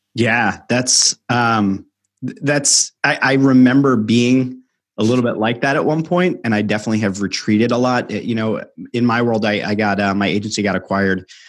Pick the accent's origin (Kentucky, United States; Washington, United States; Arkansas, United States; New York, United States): New York, United States; now in Philadelphia, United States; growing up in New York and living in Philadelphia